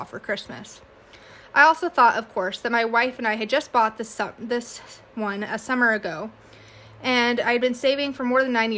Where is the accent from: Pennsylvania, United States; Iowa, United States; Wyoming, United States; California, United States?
Wyoming, United States; We're from Wyoming